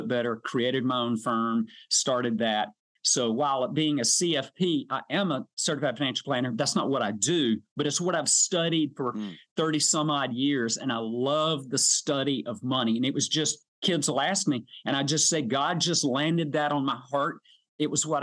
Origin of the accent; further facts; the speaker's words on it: South Georgia, United States; also born or lived in Valdosta, Georgia; I'm a South Georgia guy. I was born in Hay Hire